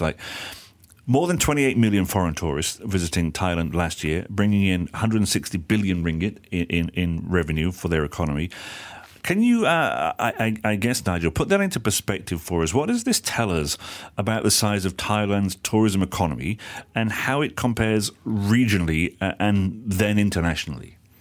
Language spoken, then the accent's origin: English; United Kingdom; now in Malaysia; there's one in my hometown, but it's a very small place